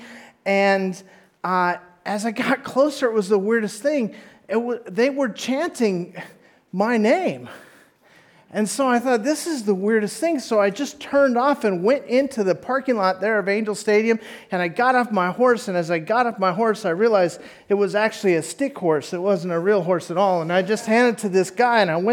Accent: Orange County, California, United States; I was raised in Orange County

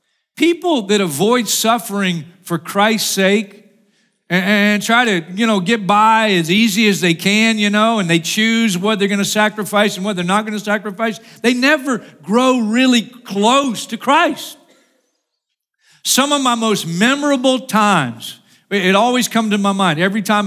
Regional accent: Florida, United States; I'm from Florida, and I'm in stupid cold

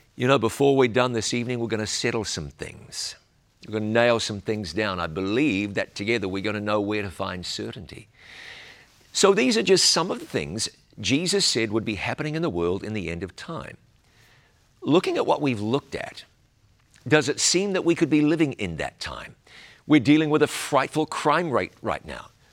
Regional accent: New Zealand; my home country of New Zealand

